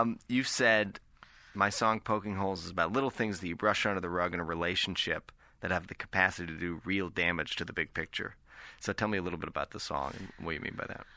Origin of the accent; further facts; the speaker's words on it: Nova Scotia, Canada; I'm from Nova Scotia